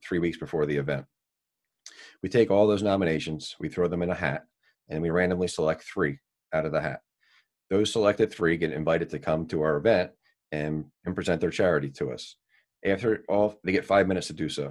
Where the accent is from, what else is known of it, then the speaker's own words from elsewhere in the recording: Dennis Township, New Jersey, United States; I was born and raised in Dennis Township. I grew up in South Seaville, now reside in South Dennis my entire life